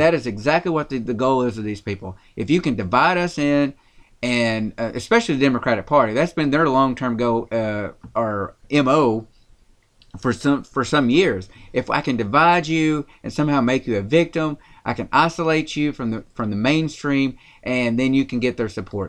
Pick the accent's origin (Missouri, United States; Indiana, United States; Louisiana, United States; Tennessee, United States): Tennessee, United States; rural; accent: country; we're from Tennessee. That's where we're broadcasting from. And I'm, I'm going to say rural Tennessee by that.